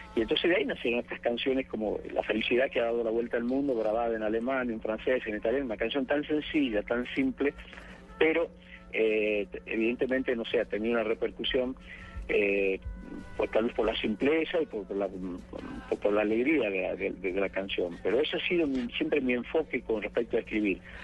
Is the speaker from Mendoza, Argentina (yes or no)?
no; Tucumán, Argentina; moved away; Y en mi pueblito, en ese pueblo chiquito donde nací, en Tucumán